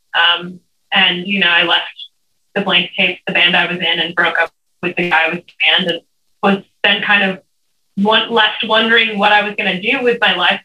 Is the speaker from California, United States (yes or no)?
yes; Los Angeles, California, United States; moved away as an adult; now in Joshua Tree, United States; I grew up in Los Angeles, California, but right now I'm living out in the Joshua Tree Desert